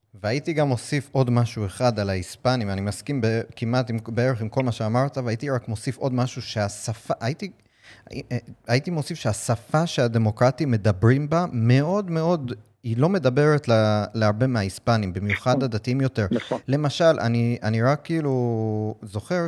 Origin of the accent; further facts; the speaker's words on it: United States; now in Israel; קודם כל זה הבית שלי, נולדתי שם, גדלתי שם